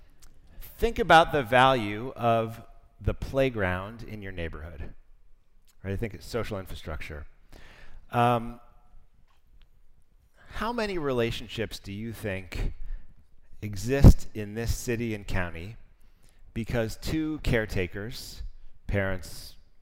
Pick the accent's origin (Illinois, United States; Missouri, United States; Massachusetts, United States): Illinois, United States; Chicago; moved away as an adult; now in New York, United States; I grew up in Chicago in the 1970s